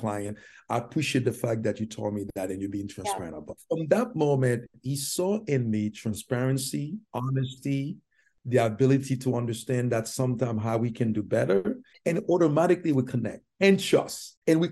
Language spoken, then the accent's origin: English; Haiti; English is a second language; moved away as an adult; also born or lived in New York City; now in United States; my tribulation in Haiti, growing up in Haiti